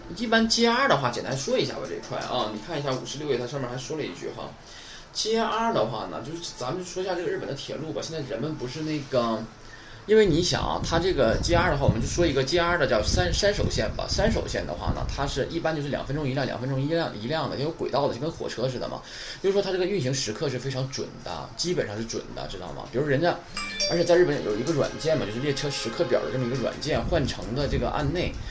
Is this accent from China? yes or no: yes; China; 我们中国人